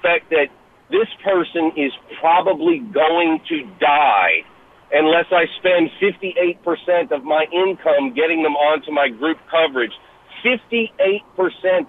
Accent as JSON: {"language": "English", "region": "North Carolina", "country": "United States", "said": "North Carolina, my home state"}